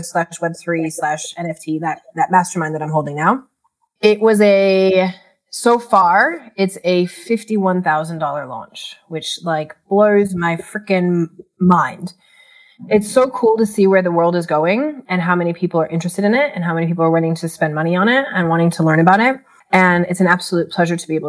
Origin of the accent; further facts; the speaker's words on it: Chicago, Illinois, United States; moved away as an adult; now in Australia; I'm originally from Chicago. I had moved to Australia for a diploma in remedial massage